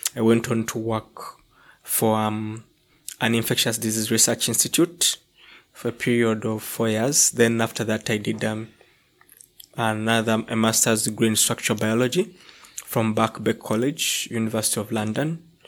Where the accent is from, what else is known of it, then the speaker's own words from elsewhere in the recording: Entebbe, Central Region, Uganda; moved away as an adult; also born or lived in Kampala, Uganda; I come from, um, um, a town s, on, located on Lake Victoria. It's a peninsula on Lake Victoria called Entebbe